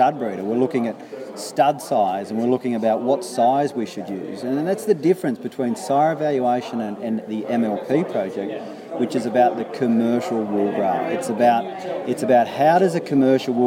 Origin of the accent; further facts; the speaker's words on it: New South Wales, Australia; I come from New South Wales.